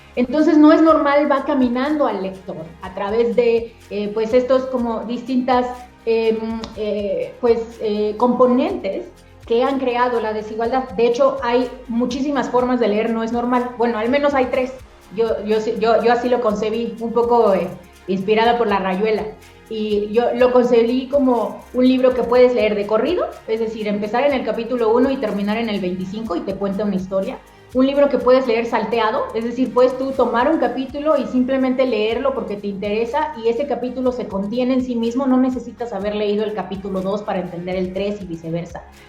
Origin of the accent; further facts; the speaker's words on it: Mexico; mi país, a México